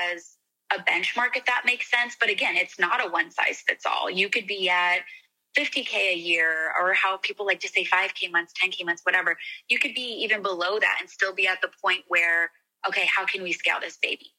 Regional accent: Arizona, United States; moved away; also born or lived in Scottsdale; I'm from Arizona

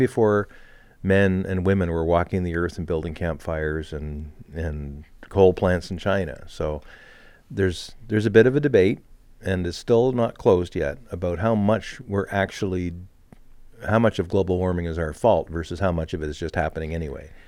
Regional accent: Montreal, Quebec, Canada; moved away; also born or lived in New Hampshire; Growing up in Montreal

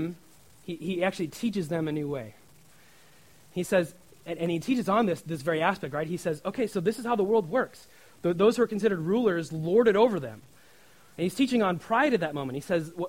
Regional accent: Nebraska, United States; in my home state of Nebraska

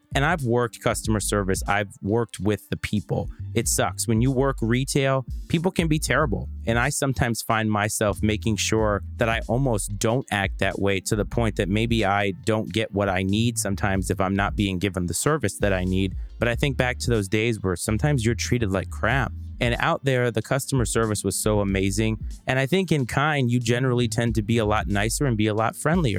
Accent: Virginia, United States; my home state of Virginia

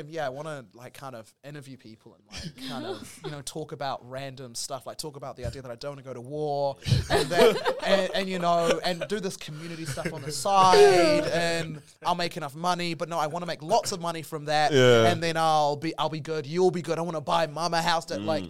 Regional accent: New Zealand; I'm from New Zealand on a podcast with other people of color and we're having a conversation.

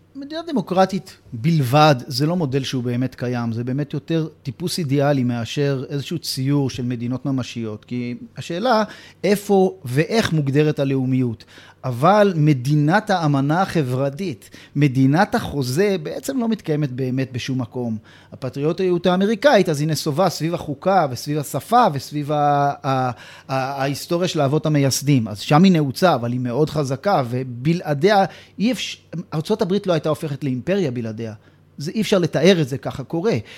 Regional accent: Jerusalem, Jerusalem District, Israel; גדלנו באותו בית גידול ציוני דתי של... אה, נתיב מאיר כספינת הדגל של אה, הציונות הדתית, והאזור הזה של קטמון רחביה

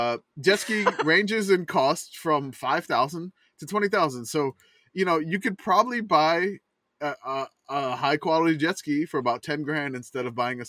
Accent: New Orleans, Louisiana, United States; Even though I grew up in New Orleans

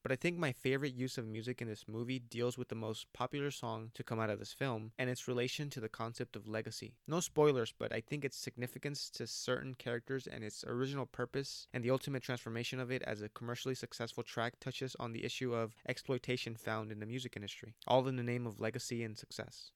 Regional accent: United States; As an American

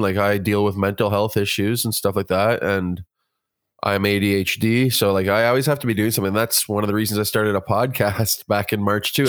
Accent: Kitchener, Ontario, Canada; now in Guelph, Canada; I'm from, uh, originally from Kitchener, Ontario, but I reside in Guelph now.

